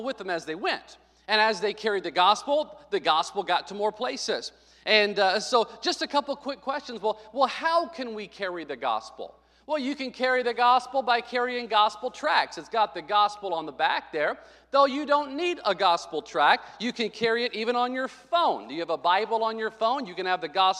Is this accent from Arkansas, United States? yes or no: yes; Arkansas, United States; moved away; When I was a kid growing up in Arkansas